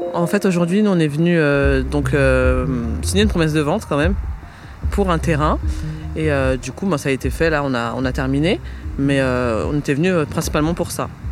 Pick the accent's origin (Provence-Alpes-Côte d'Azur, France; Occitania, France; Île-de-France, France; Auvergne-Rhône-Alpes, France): Île-de-France, France; Paris; j'ai grandi à Paris